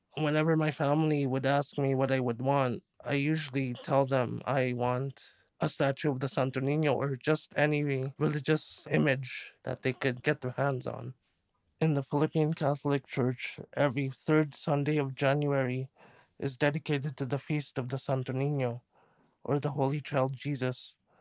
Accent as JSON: {"language": "English", "town": "Toronto", "region": "Ontario", "country": "Canada", "tie": "born or raised there", "said": "I was born and raised in Scarborough in the Malvern area. I'm a second generation Filipino."}